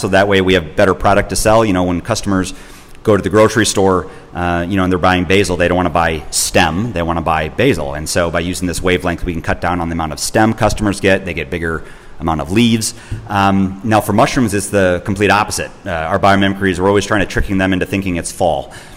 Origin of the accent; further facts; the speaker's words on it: Wisconsin, United States; I'm from Wisconsin. I was raised in Wisconsin